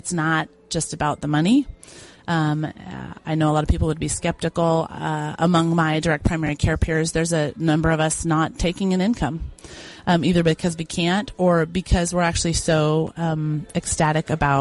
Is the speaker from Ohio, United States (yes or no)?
no; Boise, Idaho, United States; I'm from Boise, Idaho